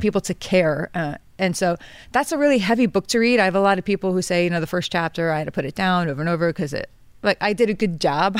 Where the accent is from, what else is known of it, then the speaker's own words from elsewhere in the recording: New York, United States; I was born and raised here. I pay taxes here. My husband died in the New York Army National Guard.